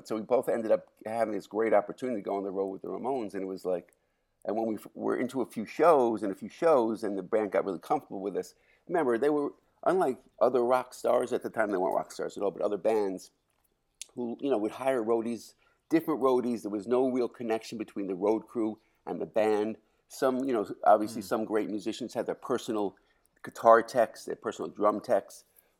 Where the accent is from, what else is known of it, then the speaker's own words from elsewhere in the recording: New York City, New York, United States; We all, because we're all from Forest Hills